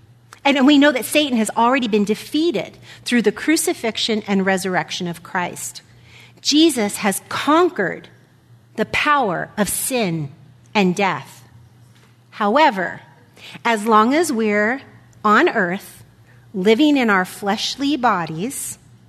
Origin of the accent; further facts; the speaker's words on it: United States; being an American